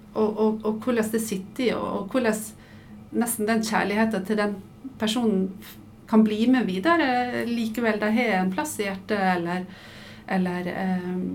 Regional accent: Sunnmøre, Møre og Romsdal, Norway; moved away as an adult; now in Oslo, Norway; du hører sikkert at jeg er dialekt. Jeg er fra Sunnmøre og flytta til Oslo da jeg var 19.

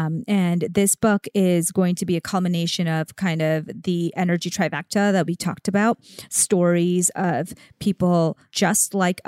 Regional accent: India; I'm Indian.

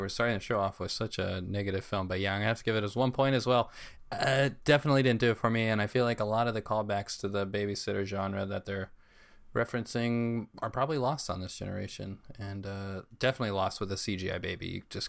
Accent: New Mexico, United States; moved away; I'm from New Mexico, so I went home and visited home

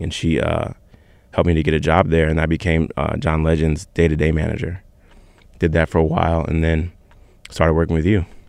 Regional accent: Virginia Beach, Virginia, United States; I'm from Virginia Beach, Virginia.

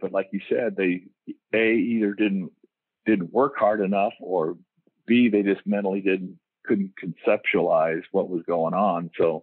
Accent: Diamond Bar, California, United States; moved away as an adult; also born or lived in Oregon; I grew up in L.A. County, a place called Diamond Bar, which is East L.A. out by Pomona area there

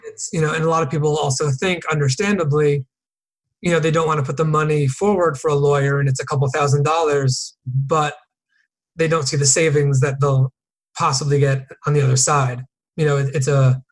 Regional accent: New Canaan, Connecticut, United States; moved away as an adult; also born or lived in Boston / San Diego; I grew up in Connecticut, a town called New Canaan

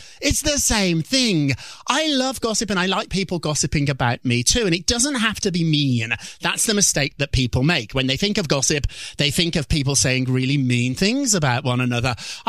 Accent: Birmingham, West Midlands, United Kingdom; Birmingham, England, which I like to say is Chicago, but it's more like Detroit.

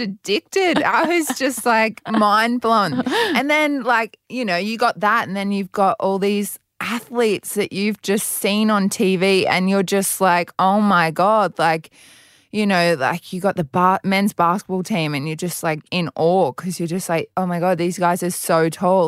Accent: Brisbane, Queensland, Australia; also born or lived in Adelaide, South Australia; I've been in Queensland since I was two in Brisbane

